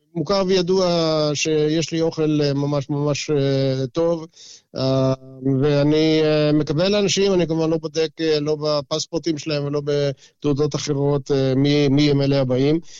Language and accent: Hebrew; Israel; now in Brisbane, Australia